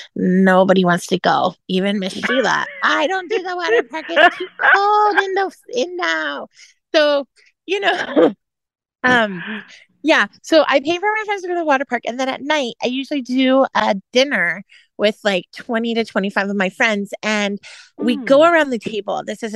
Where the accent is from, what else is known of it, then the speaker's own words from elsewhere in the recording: California, United States; also born or lived in Indiana; now in Florida, United States; So I normally, now that I live in Florida, and because I grew up in California and life was in California, and then I lived in Indiana and it would be snowing.